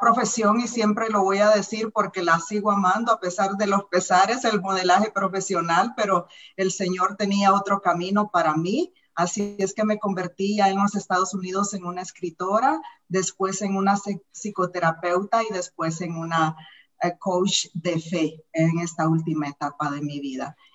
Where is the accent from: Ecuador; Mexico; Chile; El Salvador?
El Salvador; moved away as an adult; now in United States; soy salvadoreña, orgullosamente salvadoreña